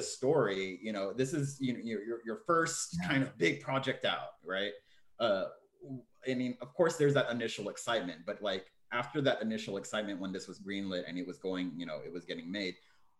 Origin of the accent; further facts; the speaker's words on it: Texas, United States; moved away; I'm originally from Texas, like, Mandeb and I are both from Texas. We didn't know each other back then, but we're both from Texas.